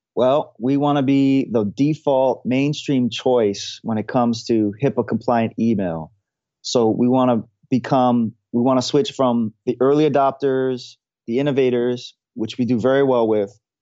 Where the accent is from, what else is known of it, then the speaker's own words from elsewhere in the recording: Hawaii, United States; now in San Francisco, United States; I'm from Hawaii. Now I live in San Francisco